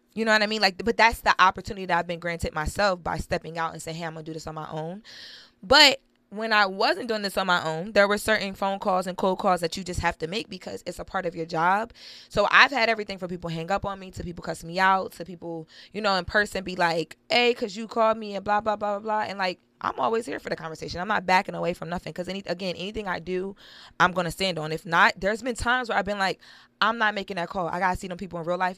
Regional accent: Wilmington, Delaware, United States; I'm from the inner city, I'm from Wilmington, Delaware

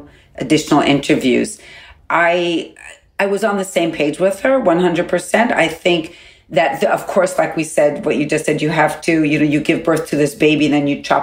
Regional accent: United States; I'm not an Israeli. I'm an American. I'm an American Jew.

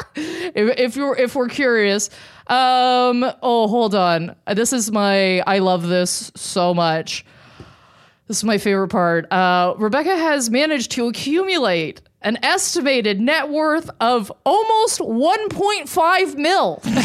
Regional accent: Canada; I am deeply Canadian

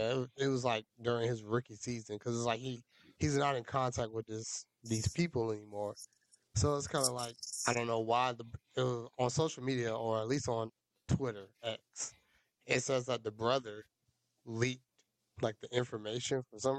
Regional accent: Australia; I'm from Australia. I didn't know.

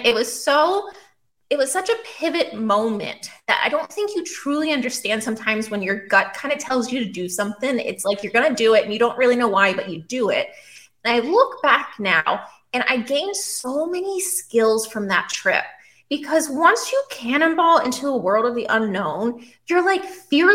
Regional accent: Pennsylvania, United States; moved away as an adult; also born or lived in Australia; now in Texas, United States; I grew up on the East Coast. I originally was born in Pennsylvania.

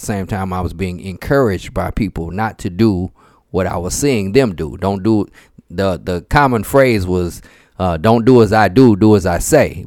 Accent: St. Louis, Missouri, United States; I'm from Saint Louis, Missouri

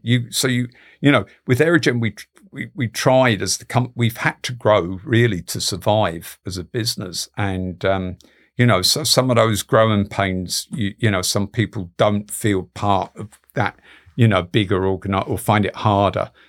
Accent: London, United Kingdom; my parents are Galway people, but, you know, I grew up in London

